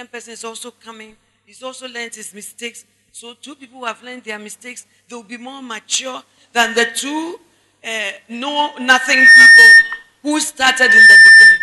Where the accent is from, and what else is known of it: Ghana